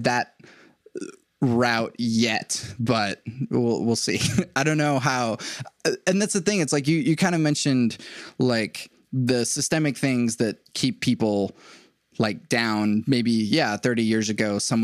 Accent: Venezuela; moved away; I'm an immigrant from Venezuela

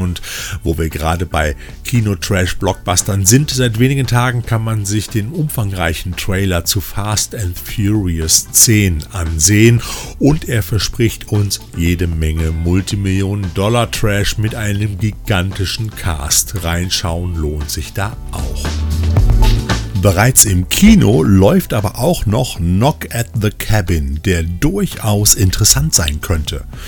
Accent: Rhineland, Germany; hier bei uns im Rheinland

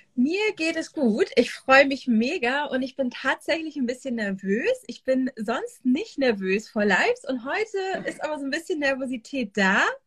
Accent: Northern Germany, Germany; moved away as an adult; now in Israel; ich komme eigentlich aus dem Norden von Deutschland, wo ich auch jetzt gerade bin. Ich bin tatsächlich gerade in meinem alten Kinderzimmer

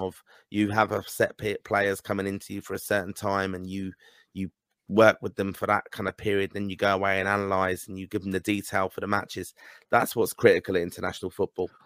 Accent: Ireland; as an Irishman

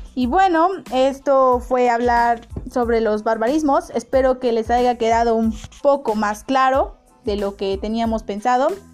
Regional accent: Mexico; Los mexicanos no somos

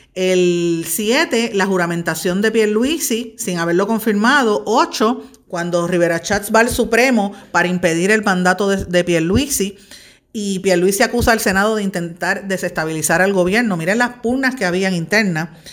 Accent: Puerto Rico; lo que somos las mujeres puertorriqueñas

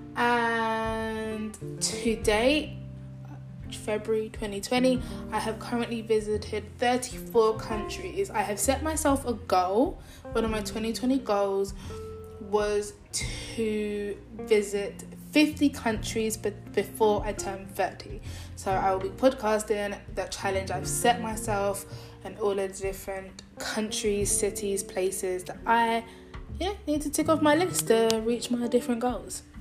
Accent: London, United Kingdom; moved away as an adult; now in Nanjing, China; I was born in London, England. I currently live in Nanjing, China

